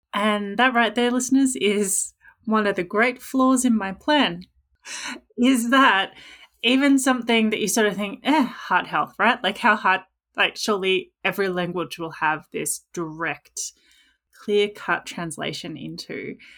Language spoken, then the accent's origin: English; Australia; accent: Australian English; the number of languages I speak is one, which is Australian English